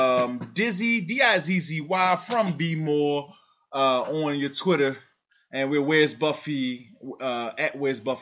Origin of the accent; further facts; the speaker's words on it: Baltimore, Maryland, United States; I'm an East Coast nigga. I'm from Baltimore